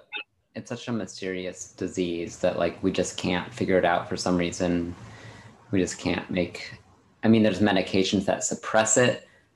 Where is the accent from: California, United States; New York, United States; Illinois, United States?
Illinois, United States; I'm from Illinois.